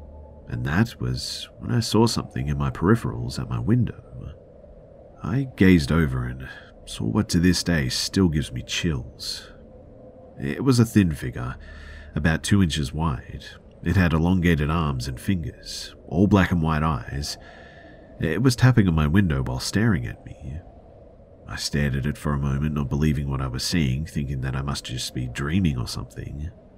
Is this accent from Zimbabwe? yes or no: no; Australia; So I'm from Australia, and when I was 8 years old, my family lived in a house off the Pacific Highway.